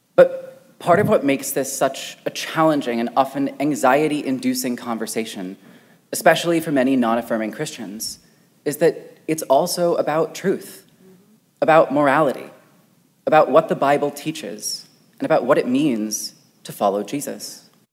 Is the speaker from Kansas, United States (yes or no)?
yes; Wichita, Kansas, United States; a church in my hometown of Wichita, Kansas